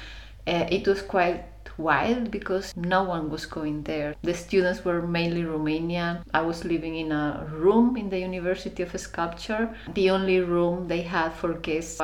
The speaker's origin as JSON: {"language": "English", "country": "Spain", "tie": "born or raised there", "also_born_or_lived": "Germany / Barcelona, Spain / London, United Kingdom / Tokyo, Japan", "moved": "as an adult", "lives_now": "Iceland", "said": "My family is Spanish, but they were living in Germany, my parents, for 6 years, my mother, 10, my father. They immigrated and then they have a job, and then after some time they went back to Spain"}